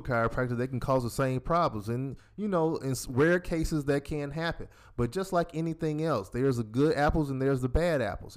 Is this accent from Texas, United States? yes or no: no; Decatur, Georgia, United States; We're 5 years apart, born and raised in Decatur, Georgia.